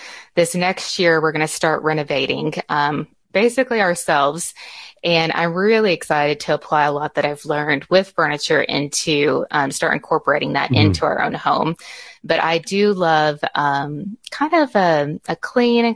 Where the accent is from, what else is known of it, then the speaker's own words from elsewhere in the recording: Garland, Texas, United States; also born or lived in Rockwall, Texas; I was born and raised here in Texas. I grew up in Garland, which is close